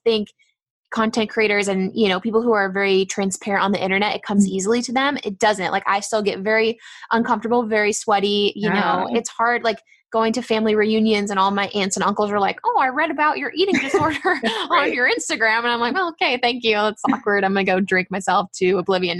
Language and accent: English; San Diego, California, United States; we are from San Diego